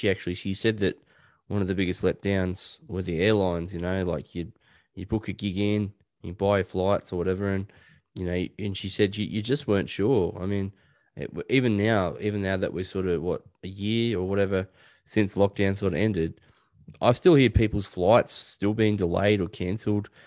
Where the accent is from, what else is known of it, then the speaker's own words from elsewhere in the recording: Newcastle, New South Wales, Australia; moved away; my old neck of the woods. That's where I grew up out in Newcastle.